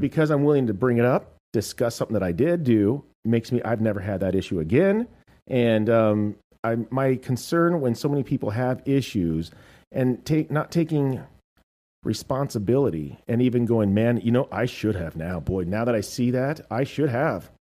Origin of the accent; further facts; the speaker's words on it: United States; I'm American.